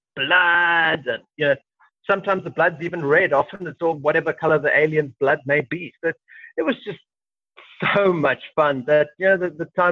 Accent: South Africa; being a South African

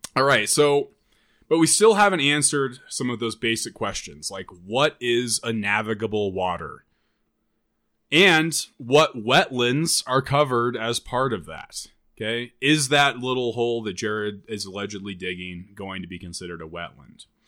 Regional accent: Nebraska, United States; moved away; also born or lived in Vermillion, South Dakota; I'm from Nebraska

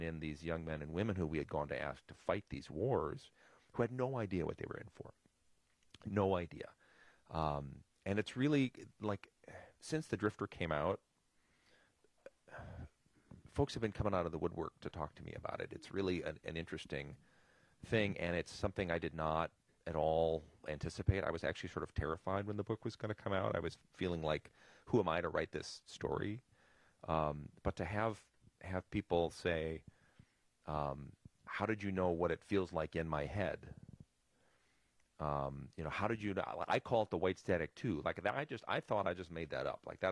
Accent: Milwaukee, Wisconsin, United States; I grew up in Milwaukee.

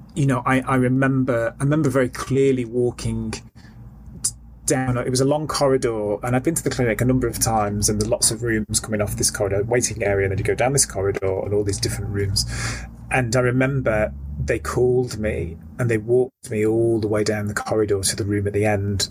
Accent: Stockport, North West England, United Kingdom; I grew up in Stockport, which is um, a, uh, a, a medium sized town in Greater Manchester

